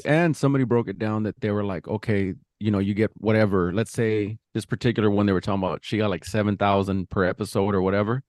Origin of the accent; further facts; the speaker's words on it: New Mexico, United States; moved away; my hometown, New Mex